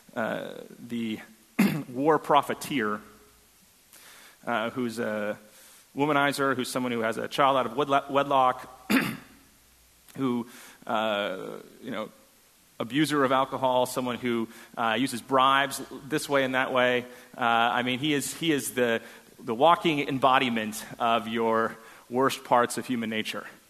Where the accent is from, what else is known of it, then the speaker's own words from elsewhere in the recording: Northeast, United States; also born or lived in New Hampshire; now in Houston, United States; my family is a split political family, and since we're from the Northeast